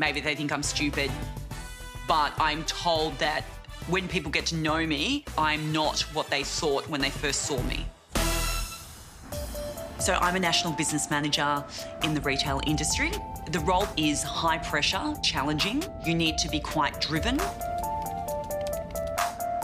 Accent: Melbourne, Victoria, Australia; I'm from Toorak

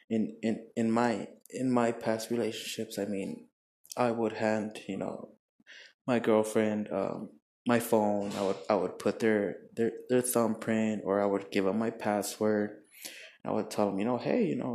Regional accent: El Paso, Texas, United States; in El Paso, my hometown

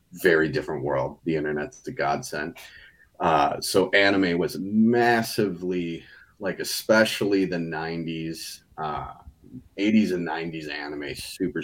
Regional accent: Chicagoland area, Illinois, United States; I'm a filmmaker from the Chicagoland area, not in the city, not very far from the city, though. We're in Brookfield

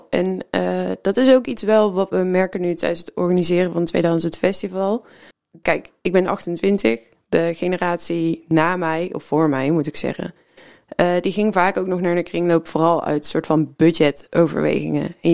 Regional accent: North Brabant, Netherlands; now in Rotterdam, Netherlands; Nee, ik ben eh, geboren en getogen in de buurt

